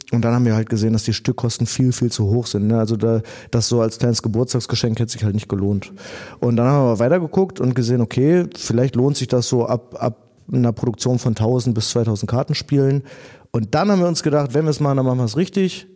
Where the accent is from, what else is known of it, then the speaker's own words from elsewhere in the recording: Dinslaken, North Rhine-Westphalia, Germany; wir sind alle in Dienstlagen aufgewachsen